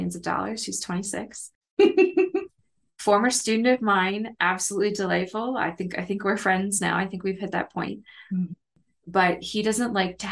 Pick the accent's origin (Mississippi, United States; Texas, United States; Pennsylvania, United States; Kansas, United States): Kansas, United States; moved away as an adult; now in Mid-South, United States; I didn't have these challenges when I lived in the Midwest because I grew up in Kansas